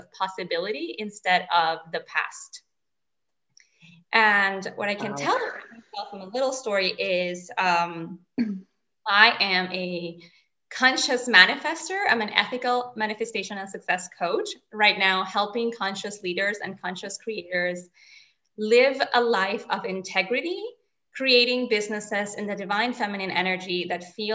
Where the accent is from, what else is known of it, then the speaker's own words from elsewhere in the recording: Venezuela; first language Spanish; English is a second language; now in Switzerland; I'm from Venezuela, a country north of South America, right on the Caribbean